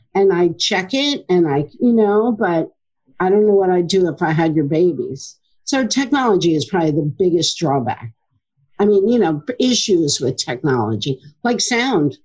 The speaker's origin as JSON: {"language": "English", "town": "Middletown", "region": "New Jersey", "country": "United States", "tie": "born or raised there", "also_born_or_lived": "Asbury Park, New Jersey", "said": "I grew up in Middletown"}